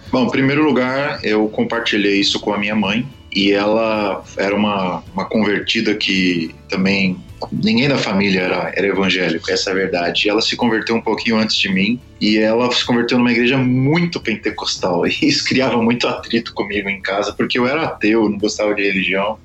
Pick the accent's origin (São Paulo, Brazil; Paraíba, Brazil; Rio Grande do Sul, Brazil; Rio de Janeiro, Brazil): São Paulo, Brazil; also born or lived in Campinas; eu sou brasileiro, morei na cidade de São Paulo praticamente toda a minha vida